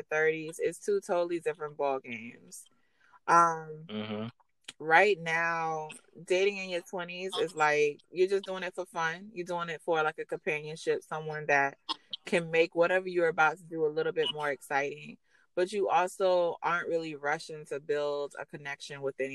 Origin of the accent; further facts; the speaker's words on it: Hinesville, Georgia, United States; I'm actually from Hinesville, Midway area of Georgia.